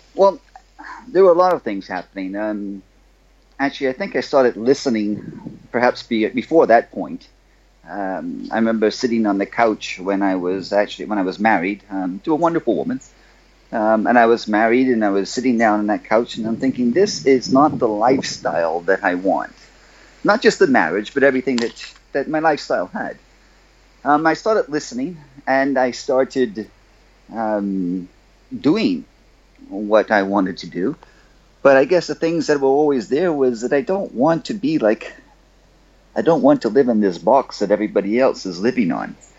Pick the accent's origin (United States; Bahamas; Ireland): Bahamas; I'm from the Bahamas. I grew up on a little rock down here